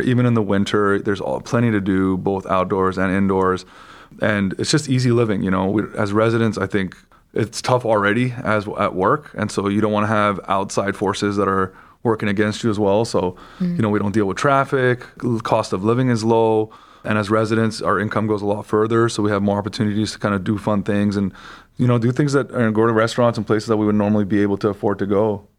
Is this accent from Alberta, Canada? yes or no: no; Vancouver, British Columbia, Canada; moved away as an adult; also born or lived in Michigan; now in Cleveland, United States; I am actually Canadian by background. I grew up in Vancouver, Canada